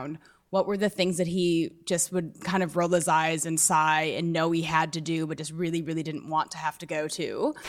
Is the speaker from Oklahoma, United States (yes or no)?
no; South Dakota, United States; moved away; I'm from South Dakota, the heartland.